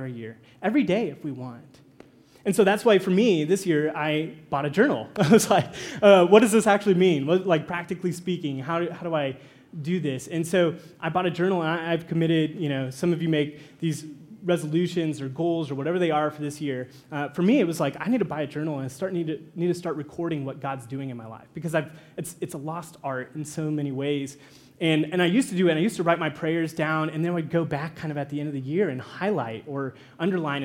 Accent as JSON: {"language": "English", "region": "Kansas", "country": "United States", "moved": "as an adult", "said": "In Kansas, where I'm from, there's no mountains"}